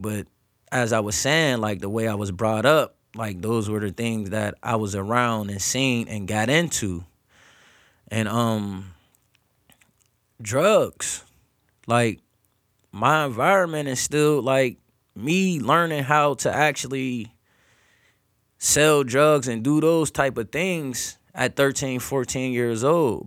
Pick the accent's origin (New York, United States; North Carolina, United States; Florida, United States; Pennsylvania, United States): Pennsylvania, United States; Erie; growing up in Erie, P